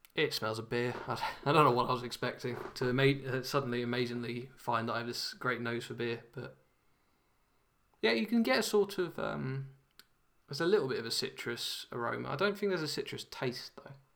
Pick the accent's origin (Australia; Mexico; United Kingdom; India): United Kingdom; London; now in Nottingham, United Kingdom; as a Londoner